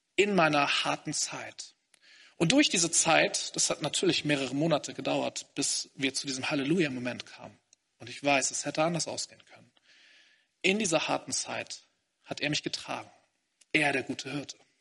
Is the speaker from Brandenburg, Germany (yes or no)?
no; Hamburg, Germany; moved away as an adult; now in Greifswald, Germany; Ich komme aus Hamburg eigentlich. Ich habe da bei meinen Eltern zuerst gelebt